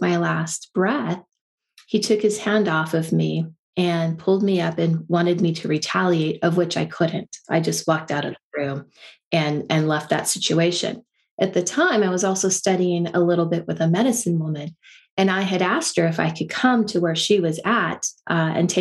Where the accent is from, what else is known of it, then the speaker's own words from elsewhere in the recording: Silicon Valley, California, United States; I grew up in California in Silicon Valley